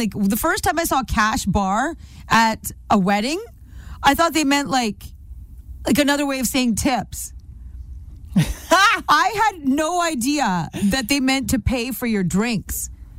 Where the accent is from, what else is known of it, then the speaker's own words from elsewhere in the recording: India; I'm Indian.